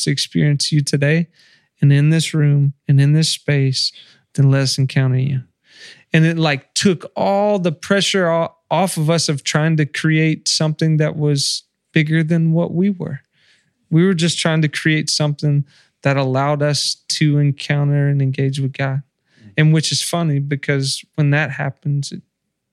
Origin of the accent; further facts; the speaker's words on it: the South, United States; growing up in the South and being in church